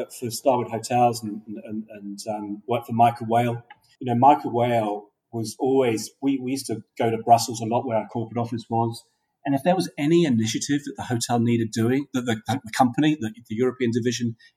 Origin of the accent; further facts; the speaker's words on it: Australia; moved away; also born or lived in United Kingdom / New York; my father moved us from the UK to Australia in 1967. And so I grew up in Australia as a young kid